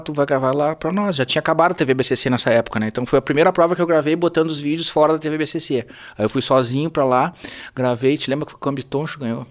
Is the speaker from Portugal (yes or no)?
no; Rio Grande do Sul, Brazil; eu sou gaúcho, né? E, e adoro nossa cultura, nossa tradição